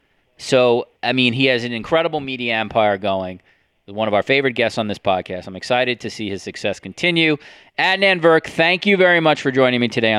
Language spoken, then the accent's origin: English; United States; now in Canada; as an American now living in Canada